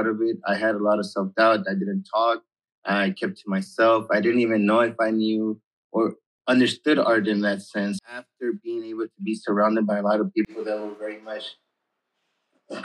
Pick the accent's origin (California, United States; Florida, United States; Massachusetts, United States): California, United States; Los Angeles; I'm from Mid-City area